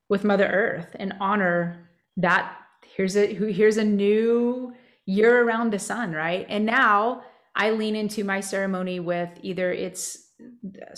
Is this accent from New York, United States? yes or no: no; New Mexico, United States; growing up in New Mexico